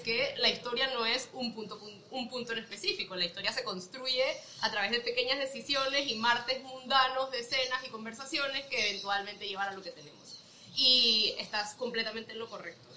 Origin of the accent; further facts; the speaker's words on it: Panama; moved away as an adult; also born or lived in United States; Soy panameña, eh, nací aquí toda mi vida, de ahí me fui a estudiar ciencias políticas a Estados Unidos